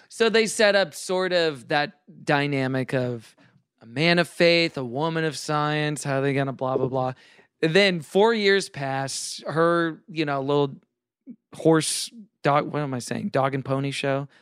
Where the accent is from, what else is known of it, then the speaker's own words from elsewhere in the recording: Houston, Texas, United States; I grew up in Houston